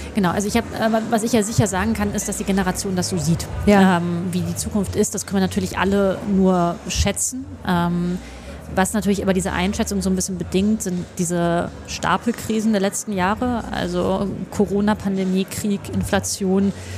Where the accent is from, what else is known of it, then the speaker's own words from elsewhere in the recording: Hesse, Germany; moved away as an adult; now in Berlin, Germany; ich komme ja aus Westdeutschland